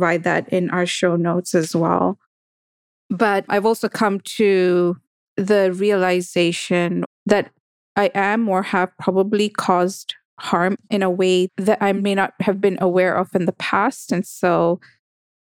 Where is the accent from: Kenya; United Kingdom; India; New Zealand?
Kenya; it's Kenyan and I'm from Kenya